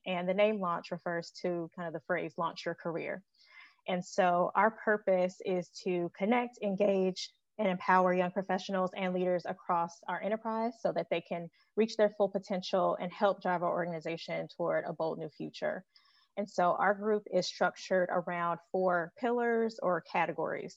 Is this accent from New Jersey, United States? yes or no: no; Chicago, Illinois, United States; moved away as an adult; also born or lived in Chapel Hill, North Carolina; now in Greensboro, United States; I'm originally from Chicago and I moved to Greensboro back in 2015